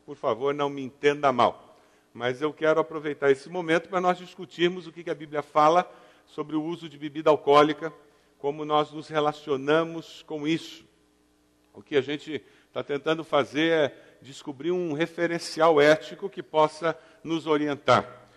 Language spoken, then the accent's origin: Portuguese; southern Brazil, Brazil; particularmente no sul do Brasil, a gente tem a desculpa do eu sou italiano